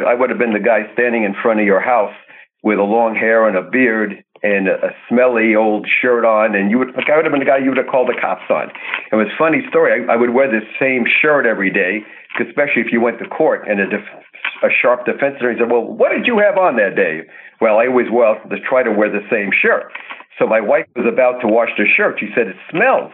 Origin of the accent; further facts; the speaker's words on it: Brooklyn, New York, United States; moved away; growing up in Brooklyn, I used to park cars